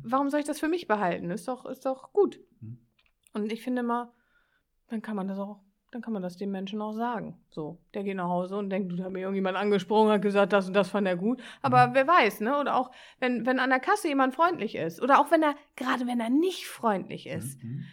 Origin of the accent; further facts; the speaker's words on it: Northern Germany, Germany; accent: norddeutsche Kodderschnauze; also born or lived in Bremen; Ich bin ein norddeutsches Kind, ich habe manchmal so eine norddeutsche Kodderschnauze